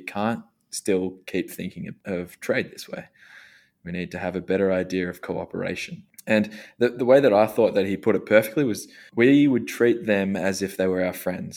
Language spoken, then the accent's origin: English; Australia; growing up in Australia